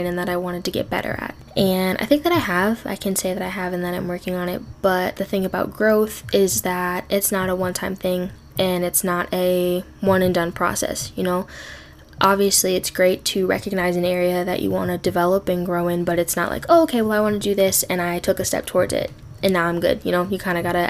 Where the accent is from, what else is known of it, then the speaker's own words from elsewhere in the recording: Midwest, United States; also born or lived in Minnesota; I live in Minnesota. I grew up in the Midwest